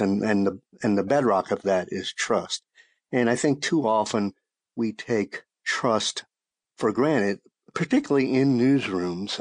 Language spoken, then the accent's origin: English; Shreveport, Louisiana, United States; moved away as an adult; now in Austin, United States; my hometown paper in Shreveport, Louisiana